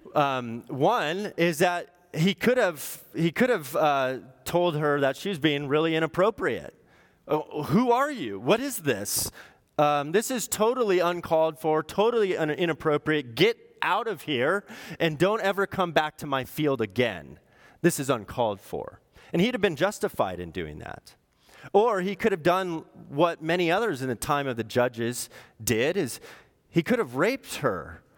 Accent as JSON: {"language": "English", "area": "Orange County", "region": "California", "country": "United States", "said": "I'm from Orange County."}